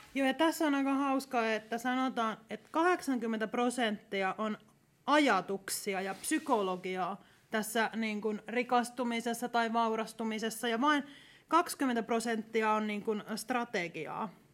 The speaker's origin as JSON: {"language": "Finnish", "region": "Ostrobothnia", "country": "Finland", "tie": "born or raised there", "said": "mä olen Pohjanmaalta kotoisin"}